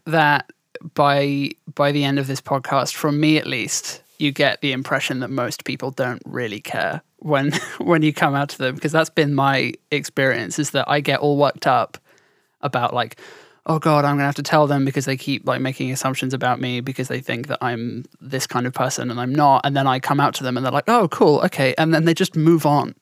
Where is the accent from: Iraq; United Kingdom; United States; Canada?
United Kingdom; southern England; accent: southern; also born or lived in around London